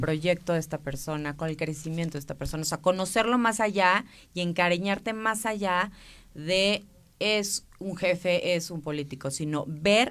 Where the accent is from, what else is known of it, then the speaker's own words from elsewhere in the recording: Mexico; como mexicanos